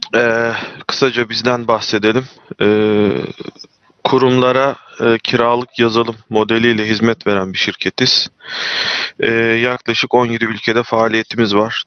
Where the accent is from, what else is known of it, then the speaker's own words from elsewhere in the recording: Çanakkale, Turkey; ben Çanakkale'liyim.